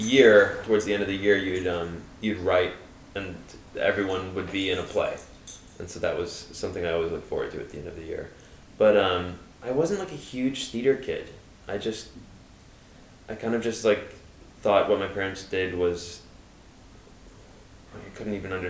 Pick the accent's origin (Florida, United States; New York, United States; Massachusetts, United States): New York, United States; New York City; I grew up in the East Village